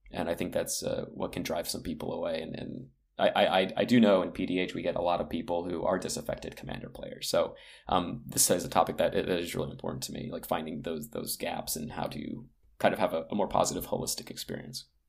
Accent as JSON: {"language": "English", "country": "United States", "tie": "born or raised there", "said": "I grew up on the East Coast outside of Washington, D C."}